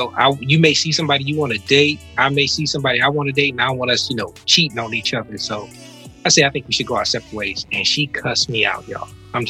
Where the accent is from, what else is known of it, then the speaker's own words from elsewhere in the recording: Detroit, Michigan, United States; I grew up in the Hamtramck area over there by Mont Elliott and Shane and all that kind of stuff.